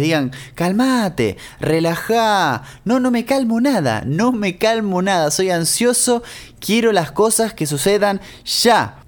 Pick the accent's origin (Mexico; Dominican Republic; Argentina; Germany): Argentina; moved away; cuando en Argentina íbamos al kiosco, al almacén, al supermercado